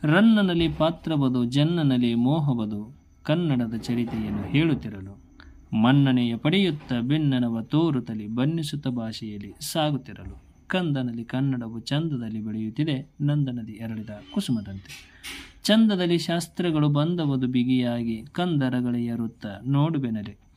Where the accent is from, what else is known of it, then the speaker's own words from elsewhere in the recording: Ilkal, Karnataka, India; ಬಾಗಲಕೋಟೆ ಜಿಲ್ಲೆ ಇಳಕಲ್ ನಮ್ಮ ಊರು